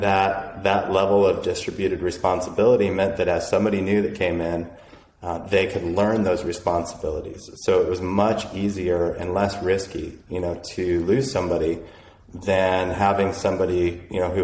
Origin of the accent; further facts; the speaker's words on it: Boulder, Colorado, United States; I grew up in Boulder